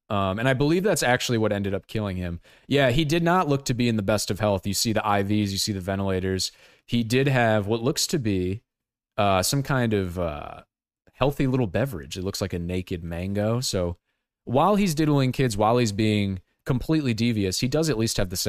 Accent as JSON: {"language": "English", "region": "Ohio", "country": "United States", "said": "like I'm from Ohio and I'm a production assistant."}